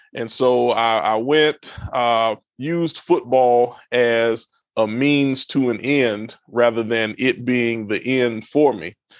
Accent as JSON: {"language": "English", "town": "Brunswick", "region": "Georgia", "country": "United States", "tie": "born or raised there", "also_born_or_lived": "Palatka, Florida", "moved": "as an adult", "lives_now": "Texas, United States", "said": "I was raised in Southeast Georgia, Brunswick, Georgia"}